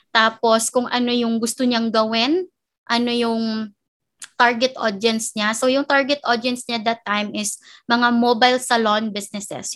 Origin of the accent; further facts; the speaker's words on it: Bacolod, Negros Island Region, Philippines; moved away as an adult; now in Manila, Philippines; first job ko dito sa Manila, because I'm from Bacolod, originally from Bacolod.